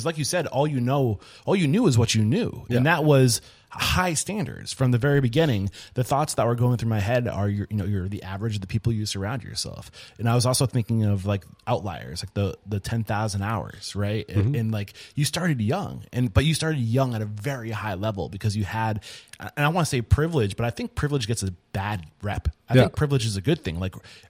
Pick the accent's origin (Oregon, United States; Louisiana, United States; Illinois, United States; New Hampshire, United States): New Hampshire, United States; I grew up in New Hampshire.